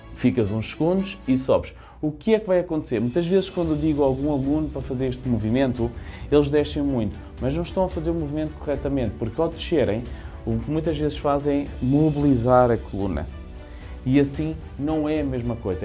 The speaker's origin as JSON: {"language": "Portuguese", "region": "Lisbon", "country": "Portugal", "said": "eu sou da região de Lisboa"}